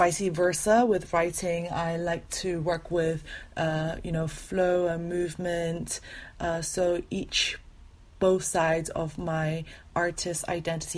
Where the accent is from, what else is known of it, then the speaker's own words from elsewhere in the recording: Malaysia; now in London, United Kingdom; I am currently living in London. I am Malaysian Chinese